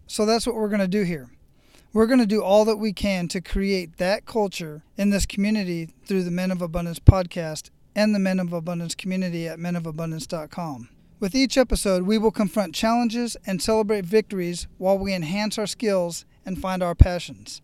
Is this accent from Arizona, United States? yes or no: yes; Phoenix, Arizona, United States; moved away as an adult; I was born and raised in Phoenix, Arizona